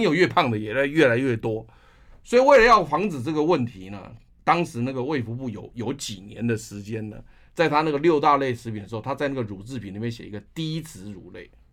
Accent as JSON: {"language": "Chinese", "country": "Taiwan", "said": "我们台湾人"}